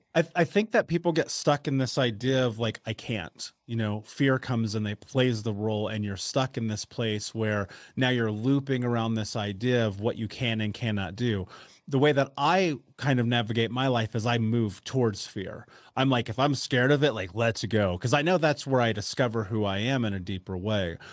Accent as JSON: {"language": "English", "country": "United States", "tie": "born or raised there", "moved": "yes", "said": "I grew up in the United States"}